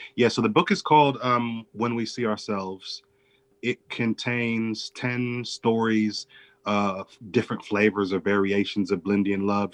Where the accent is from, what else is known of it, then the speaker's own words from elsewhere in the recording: Chicago, Illinois, United States; I grew up in and around Chicago